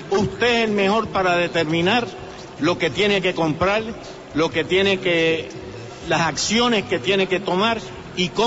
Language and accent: Spanish; San Juan, Puerto Rico; Yo soy de, de, Santurce.